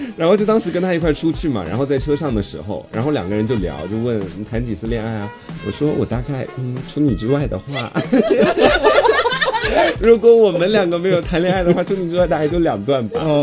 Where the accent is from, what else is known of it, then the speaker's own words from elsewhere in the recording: Anhui, China; now in Hangzhou, China; 我安徽那边蛮蛮骚的